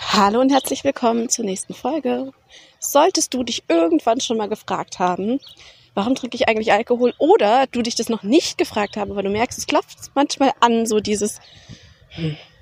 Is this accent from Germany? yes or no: yes; Germany; ich bin in Deutschland aufgewachsen